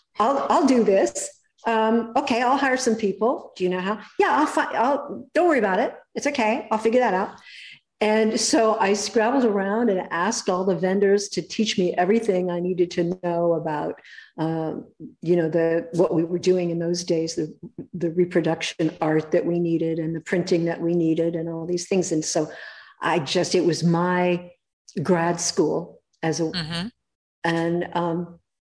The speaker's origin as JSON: {"language": "English", "town": "Los Angeles", "region": "California", "country": "United States", "tie": "born or raised there", "said": "I was born in Hollywood"}